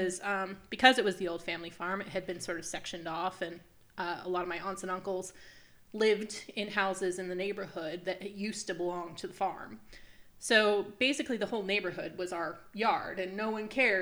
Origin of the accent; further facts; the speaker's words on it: New Ipswich, New Hampshire, United States; I grew up in New Ipswich. I'm a local girl